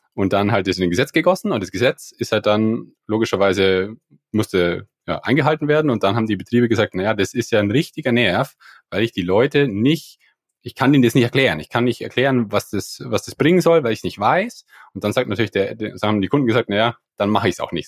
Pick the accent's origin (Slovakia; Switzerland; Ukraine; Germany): Germany; near Landshut, Bavaria; ich komme aus der Nähe von Landshut, da am Land